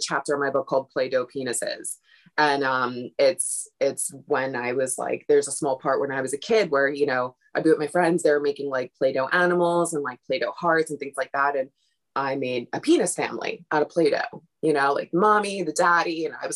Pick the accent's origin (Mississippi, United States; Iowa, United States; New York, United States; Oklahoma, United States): New York, United States; Brooklyn; growing up in Brooklyn